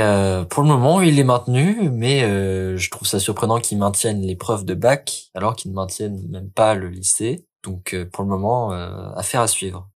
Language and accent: French; Lille, Hauts-de-France, France; je suis lillois